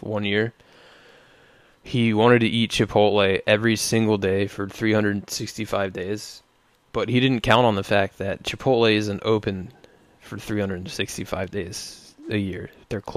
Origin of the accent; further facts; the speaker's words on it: Baltimore, Maryland, United States; accent: Baltimore; my Baltimore accent